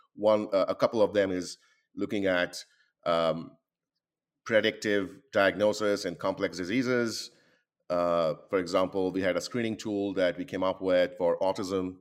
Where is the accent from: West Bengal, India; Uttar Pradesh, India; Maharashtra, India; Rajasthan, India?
West Bengal, India; Kolkata; moved away as an adult; now in United States; I was born and uh, born and grew up really uh, in India